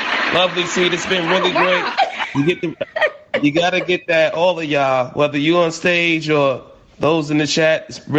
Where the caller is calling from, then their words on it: Brooklyn, New York, United States; Right here in Brooklyn, New York, in Bed-Stuy.